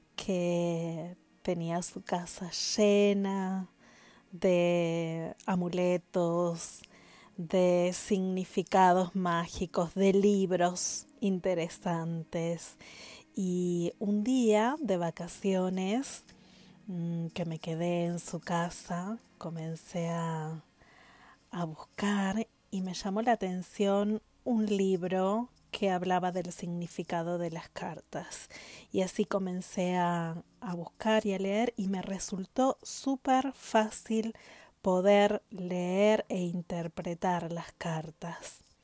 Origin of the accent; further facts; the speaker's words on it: Paraná, Entre Ríos, Argentina; en Entre Ríos, en mi ciudad, mi pueblo natal, en Paraná, justamente, en mi ciudad natal